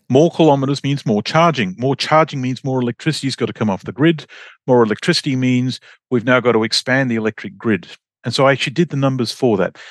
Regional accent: Australia; moved away as an adult; I'm Australian

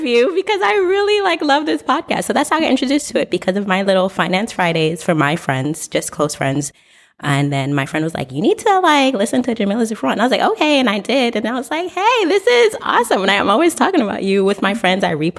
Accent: Haiti; also born or lived in Brooklyn; So I was born in Brooklyn at Kings County. And then she took me back to Haiti.

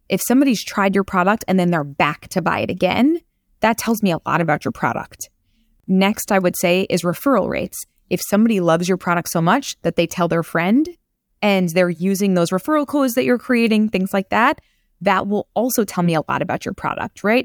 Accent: New York City, New York, United States; I'm from Queens

